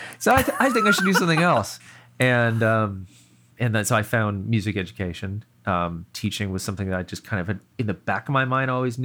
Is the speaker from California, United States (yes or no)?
yes; California, United States; also born or lived in East Coast; So I'm from the East Coast, but then around fourth grade, I moved out to Northern California, and I was there through the end of high school.